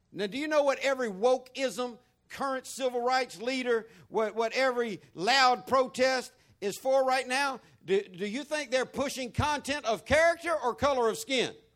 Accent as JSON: {"language": "English", "region": "the American South", "country": "United States", "said": "I'm Southern top to bottom. I'm American top to bottom."}